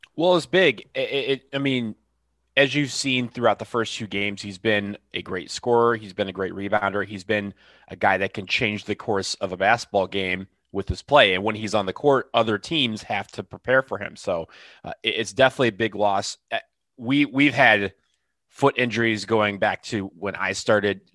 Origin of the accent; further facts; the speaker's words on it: Michigan, United States; now in Washington, D.C., United States; I'm from Michigan